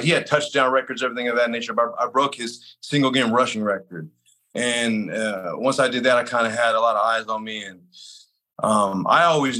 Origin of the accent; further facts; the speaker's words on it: San Jose, California, United States; born there; also born or lived in Salinas / Monterey / Sacramento / Los Angeles; And I was born in San Jose, lived in Salinas, Monterey, Sacramento, Los Angeles. So kind of bounced around a lot.